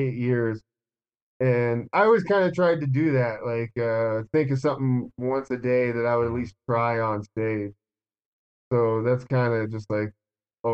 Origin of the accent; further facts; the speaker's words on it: Omaha, Nebraska, United States; moved away as an adult; now in Denver, United States; I was from Omaha